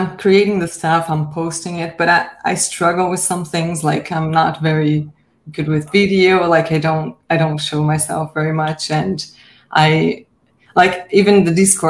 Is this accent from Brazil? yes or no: yes; Brazil; now in Canada; I'm from Brazil, but I live in Canada now.